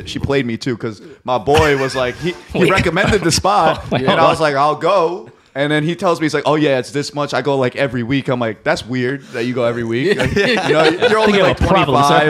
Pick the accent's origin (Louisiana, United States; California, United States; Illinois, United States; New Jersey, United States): New Jersey, United States; Fort Lee; also born or lived in Edgewater, New Jersey; I'm from your area, too, by the way. I lived in Fort Lee, Jersey.